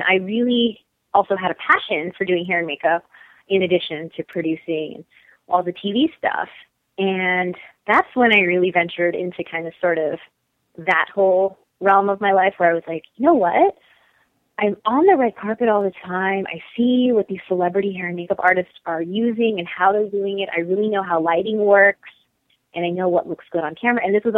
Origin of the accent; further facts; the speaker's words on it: India; I'm Indian and we love to throw huge, lavish weddings.